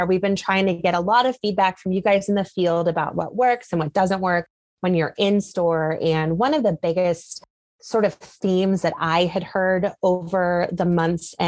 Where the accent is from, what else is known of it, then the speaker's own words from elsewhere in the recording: Connecticut, United States; moved away as an adult; also born or lived in South Carolina / Chicago / Las Vegas; now in Lebanon, Tennessee, United States; I grew up in Connecticut.